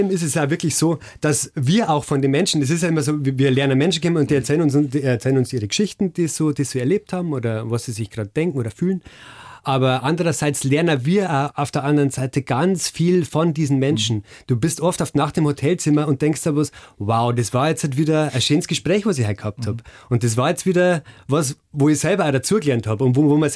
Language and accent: German; Bavaria, Germany; Ich bin ja selber Oberpfälzer.